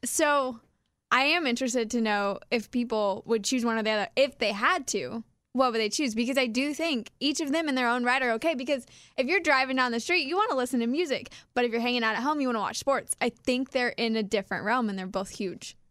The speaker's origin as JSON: {"language": "English", "region": "Kansas", "country": "United States", "said": "we're from Kansas"}